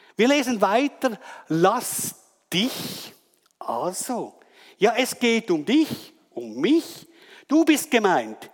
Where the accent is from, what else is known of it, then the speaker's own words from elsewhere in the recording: Wetzikon, Zurich, Switzerland; ich komme aus Wetzikon